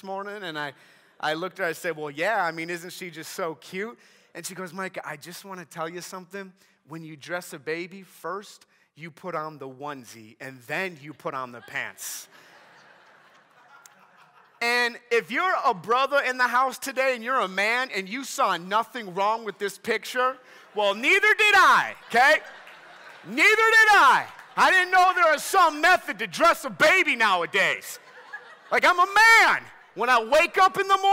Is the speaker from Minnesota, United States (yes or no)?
yes; Minnesota, United States; I'm from Minnesota